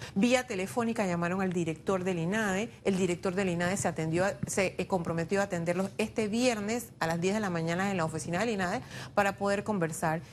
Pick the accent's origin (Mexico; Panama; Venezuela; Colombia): Panama; todos somos panameños